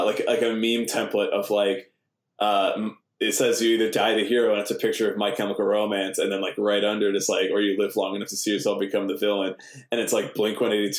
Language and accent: English; Des Plaines, Illinois, United States; I grew up in the suburb called Des Plaines. It's like a 45-minute drive on a bad day outside of Chicago